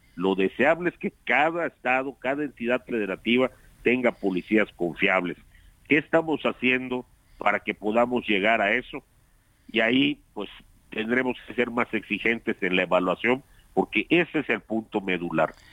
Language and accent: Spanish; Yucatán, Mexico; hablo como yucateco